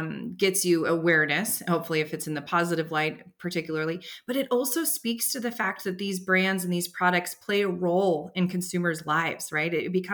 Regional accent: Bay Area, California, United States; I grew up in the Bay Area

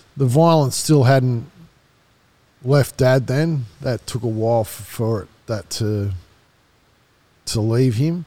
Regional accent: Wollongong, New South Wales, Australia; moved away; also born or lived in Marrickville / Kununurra; we moved back down to Wollongong. Wollongong is where my parents grew up

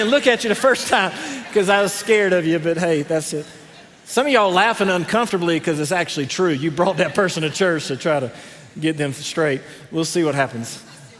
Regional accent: the South, United States; I'm from the South

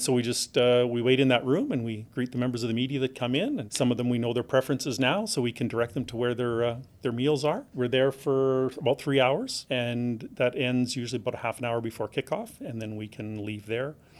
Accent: Regina, Saskatchewan, Canada; We're both born and raised in Regina

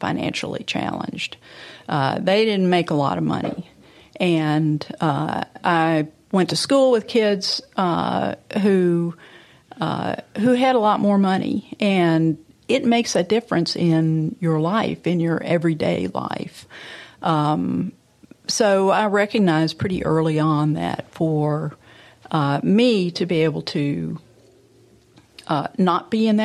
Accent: Memphis, Tennessee, United States; born or raised there

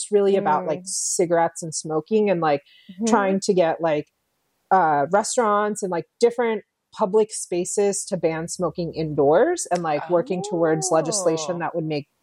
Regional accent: New Jersey, United States; moved away as an adult; also born or lived in India; now in Seattle, United States; totally Jersey through and through, brought up, raised, went to school there.

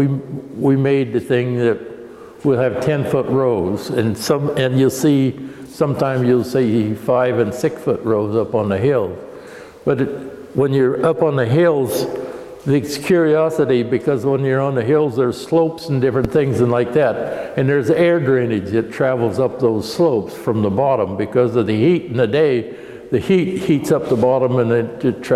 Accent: Ballston, Oregon, United States; I was born in Ballston, Oregon, which is 10 miles from here

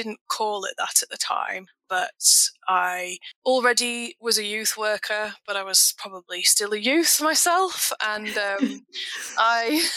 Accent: England, United Kingdom; also born or lived in Scotland; now in Wagga Wagga, Australia; I'm actually from England originally.

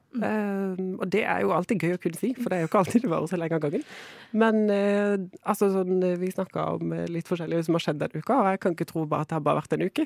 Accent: Kristiansand, Agder, Norway; moved away; jeg kommer fra Kristiansand. Jeg sier jo jeg er liksom flyktning fra bibelbeltet

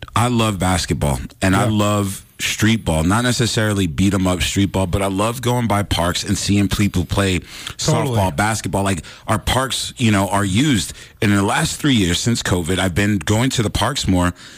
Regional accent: New York, United States; moved away; growing up in New York

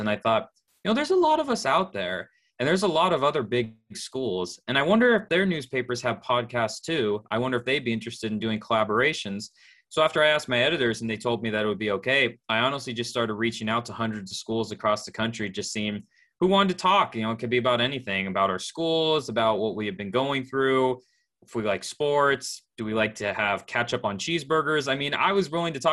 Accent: Southern California, United States; Born and raised in Southern California, lived here my entire life

